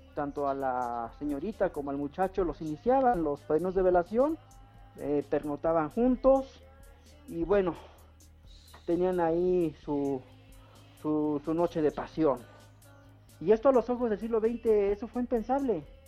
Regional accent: Mexico; el acento que tenemos aquí en México

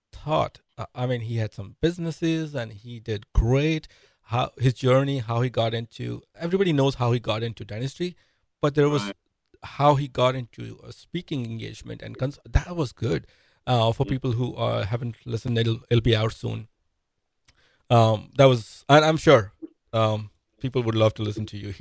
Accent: India; moved away; I'm an immigrant. I'm from India.

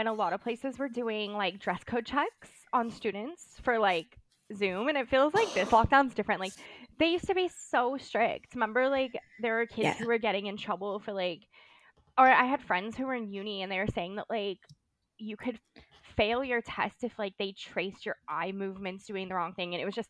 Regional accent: California, United States; accent: Valley Girl; now in Australia; but also living in Australia, my Valley Girl accent isn't as nasally as it used to be. It used to be way worse.

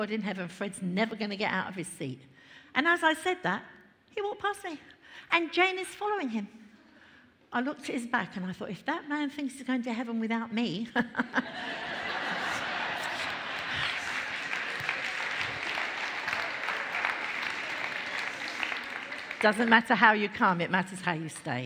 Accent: London, United Kingdom; I grew up in London, family of four.

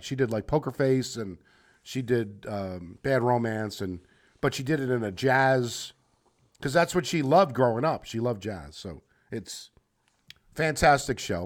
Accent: United States; moved away; also born or lived in New Jersey; I grew up in New York, New Jersey. Used to live in New Jersey

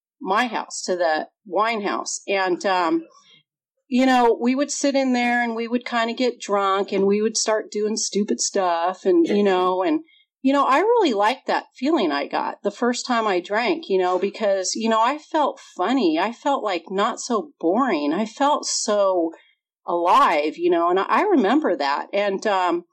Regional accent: Redondo Beach, California, United States; also born or lived in Chicago / Santa Monica / Culver City; I grew up in Southern California. My parents moved from Chicago when I was 2 months old. We moved to Santa Monica. And then we moved to Culver City. And then most of my life I spent in Redondo Beach.

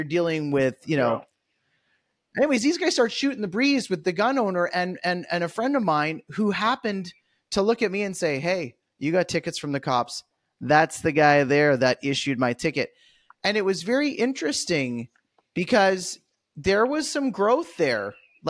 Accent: Canada; now in United States; as a Canadian

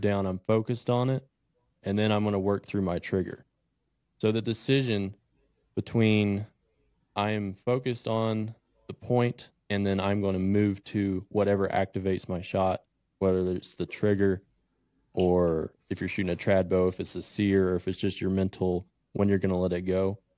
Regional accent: Tennessee, United States; moved away as an adult; now in Wyoming, United States; I'm originally from Tennessee, grew up hunting whitetail

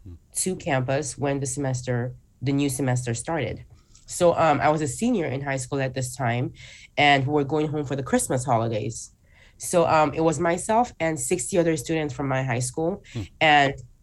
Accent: Nigeria; moved away; I still lived in my home country, Nigeria. That's where I was born and raised.

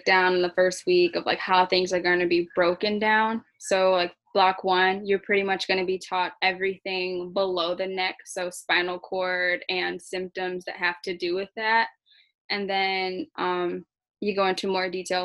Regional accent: Detroit, Michigan, United States; I'm from Detroit, Michigan

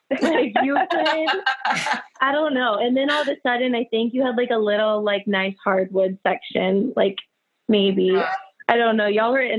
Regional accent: Houston, Texas, United States; also born or lived in Michigan / Canada; I'm from Houston, Texas.

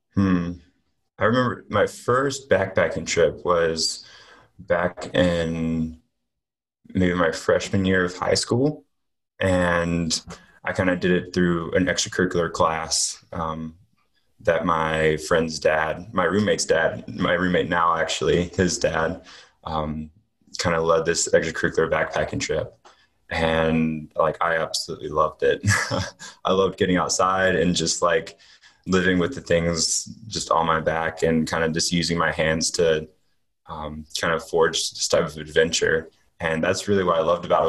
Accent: Hickory, North Carolina, United States; also born or lived in Greenville, South Carolina; I'm from Hickory, North Carolina. I lived there nine or ten years, and I moved there from Greenville, South Carolina, where I spent kind of the beginning half of my life

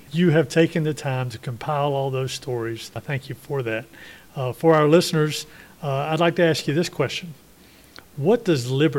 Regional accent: near Kings Mountain, Upstate South Carolina, United States; me being an upstate person and growing up in the shadows of Kings Mountain

